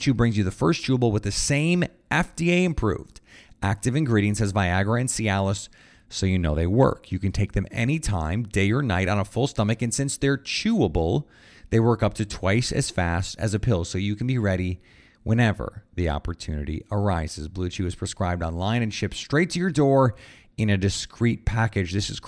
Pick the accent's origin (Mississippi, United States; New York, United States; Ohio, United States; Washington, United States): Mississippi, United States; Kiln; from Kill, Mississippi, home of Brett Favre, by the way.